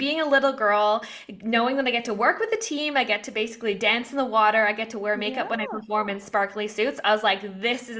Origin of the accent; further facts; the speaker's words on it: Vancouver, British Columbia, Canada; moved away as an adult; also born or lived in Australia; I am from Vancouver, Canada, where I was born and raised